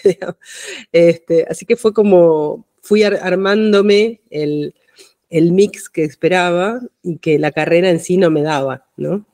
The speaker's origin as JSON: {"language": "Spanish", "town": "Buenos Aires", "country": "Argentina", "tie": "born or raised there", "said": "Nací en Buenos Aires, en Cava, hoy Cava."}